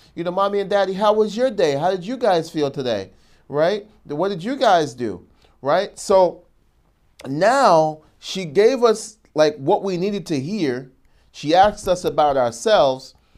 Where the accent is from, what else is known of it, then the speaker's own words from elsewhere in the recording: New York, United States; I'm a New Yorker